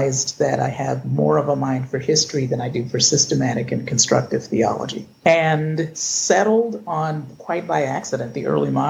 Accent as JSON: {"language": "English", "town": "Cleveland", "region": "Ohio", "country": "United States", "tie": "born or raised there", "said": "I was born in Cleveland, or shall I say it? Well, I was born in 1963"}